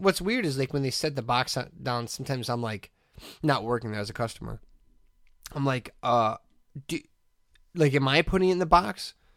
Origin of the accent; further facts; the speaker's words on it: Hessville, Indiana, United States; I'm fifteen and I'm from Hessville